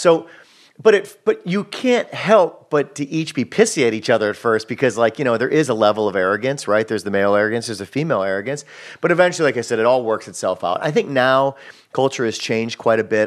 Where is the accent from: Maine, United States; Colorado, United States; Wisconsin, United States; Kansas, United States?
Wisconsin, United States; moved away as an adult; now in Los Angeles, United States; I'm from Wisconsin